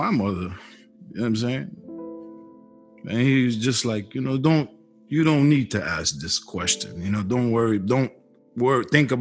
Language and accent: English; Boston, Massachusetts, United States; I was born 1980 in Boston, Mass.